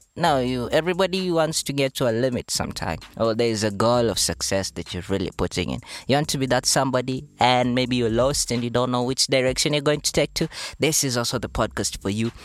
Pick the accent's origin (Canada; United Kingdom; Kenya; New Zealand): Kenya; Mumias, Kakamega County; I was born in Western Kakamega County, Mumias Town in particular, where the sugar factory unfortunately collapsed.